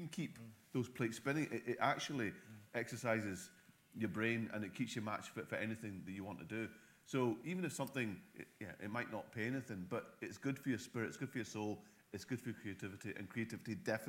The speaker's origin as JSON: {"language": "English", "region": "Scotland", "country": "United Kingdom", "said": "we're Scottish, so."}